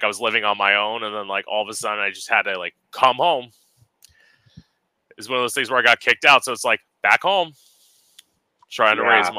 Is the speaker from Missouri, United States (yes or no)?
no; near West Palm Beach, Florida, United States; I unfortunately live in my hometown now, but I'm in like a smaller suburb that's like a little bit north of West Palm Beach. I'm like 45 minutes to an hour away from West Palm Beach.